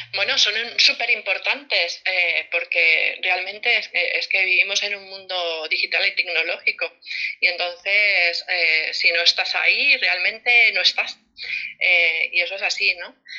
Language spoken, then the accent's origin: Spanish; Barcelona, Catalonia, Spain; now in Las Palmas de Gran Canaria, Spain; soy de Barcelona, aunque vivo en Las Palmas de Gran Canaria